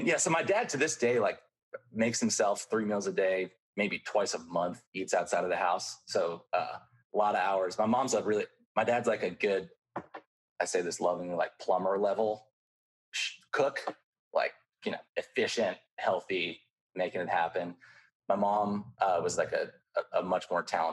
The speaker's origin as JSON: {"language": "English", "region": "Ohio", "country": "United States", "tie": "born or raised there", "said": "I'm from Ohio. I grew up like in what I think of as the rural suburbs"}